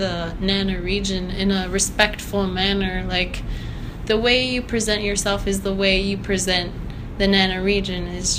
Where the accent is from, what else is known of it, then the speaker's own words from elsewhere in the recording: Kiana, Alaska, United States; moved away as an adult; also born or lived in Anchorage, Alaska; I was born here in Anchorage, but I am from Kiana, Alaska.